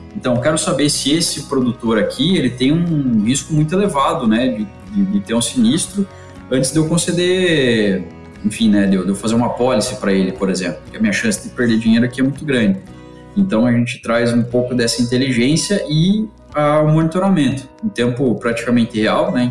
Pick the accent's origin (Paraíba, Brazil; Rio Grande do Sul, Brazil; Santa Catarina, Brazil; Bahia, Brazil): Santa Catarina, Brazil; interior of; moved away as an adult; also born or lived in Piracicaba; Eu venho de uma cidade do interior de Santa Catarina, sempre tive bastante contato com o campo